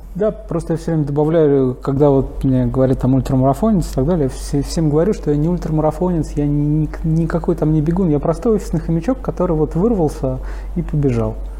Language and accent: Russian; Moscow, Russia; мы переехали на Каширку. И там вот, собственно говоря, в... я и пошел в школу, в пятый класс